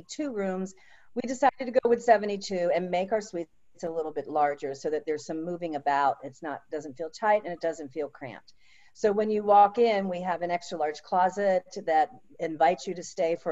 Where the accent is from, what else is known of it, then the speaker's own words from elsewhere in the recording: Jupiter, Florida, United States; I was raised in a small little fishing village that really wasn't on the map and wasn't well known, and today it is, and that is Jupiter, Florida